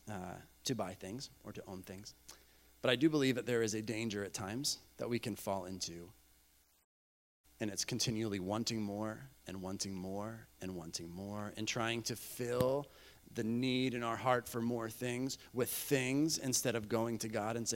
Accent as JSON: {"language": "English", "country": "Bolivia", "tie": "born or raised there", "said": "I grew up in Bolivia, South America."}